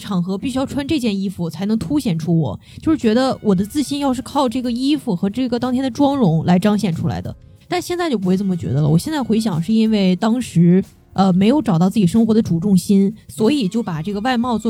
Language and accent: Chinese; China; 其实我觉得我们中国人是有这种意识的。